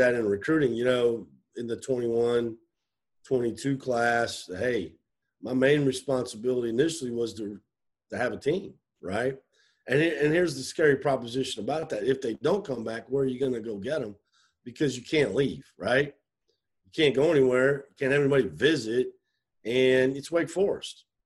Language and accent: English; Iowa, United States; moved away; You know, I'm from Iowa, but I'm kind of from the show me state.